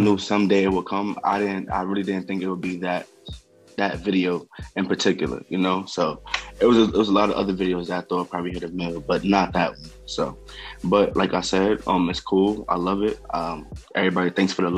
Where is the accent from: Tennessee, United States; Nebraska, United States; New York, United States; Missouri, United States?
New York, United States; I'm from New York